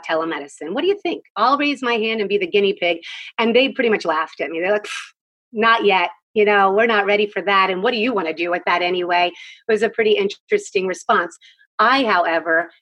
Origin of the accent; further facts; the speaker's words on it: Philadelphia, Pennsylvania, United States; moved away as an adult; now in Southern Maryland, United States; I grew up in Philadelphia.